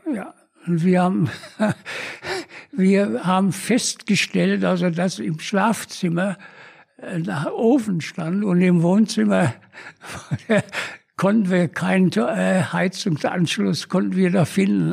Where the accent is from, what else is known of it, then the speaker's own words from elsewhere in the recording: Essen, North Rhine-Westphalia, Germany; moved away; also born or lived in Innsbruck; ich bin in Essen geboren, bin noch dann, dann zur Schule gegangen